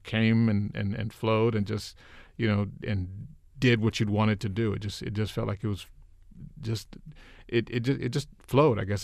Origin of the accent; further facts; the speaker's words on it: Los Angeles, California, United States; moved away as an adult; also born or lived in Miami; now in Maryland, United States; I grew up in L A, I grew up in South L